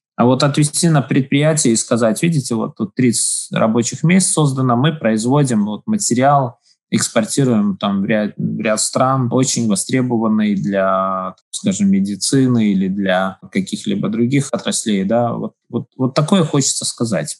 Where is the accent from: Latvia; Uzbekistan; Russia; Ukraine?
Latvia; Daugavpils; я родился в Долгопилсе, я здесь живу, здесь моя семья